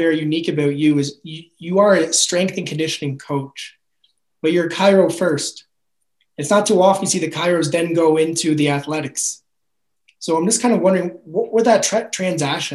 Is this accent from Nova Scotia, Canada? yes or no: no; New Brunswick, Canada; also born or lived in Prince Edward Island; I grew up half in New Brunswick, half in Prince Edward Island.